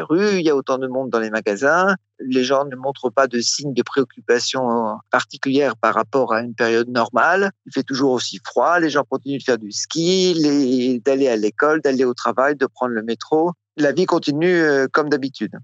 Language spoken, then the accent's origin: French; France; now in Russia; en tant que Français habitant en Russie